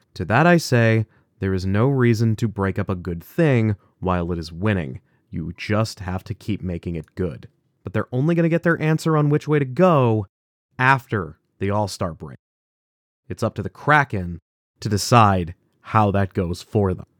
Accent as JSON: {"language": "English", "country": "United States", "said": "I'm an American"}